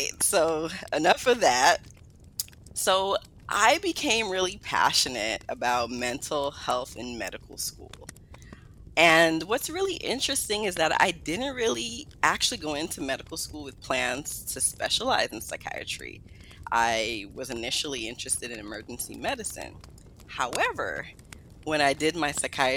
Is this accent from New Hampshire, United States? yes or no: no; New York City, New York, United States; also born or lived in Guyana; I was raised in Brooklyn, New York.